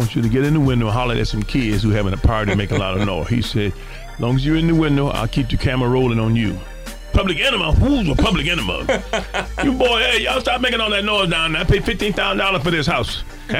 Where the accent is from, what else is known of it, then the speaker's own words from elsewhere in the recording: Detroit, Michigan, United States; moved away; it reminds me of Detroit, where I grew up in Detroit.